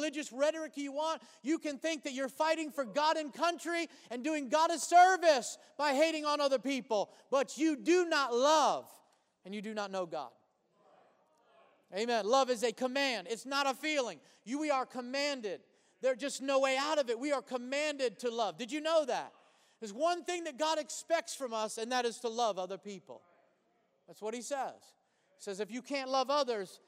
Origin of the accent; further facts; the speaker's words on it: United States; before I'm a Caucasian, before I'm an American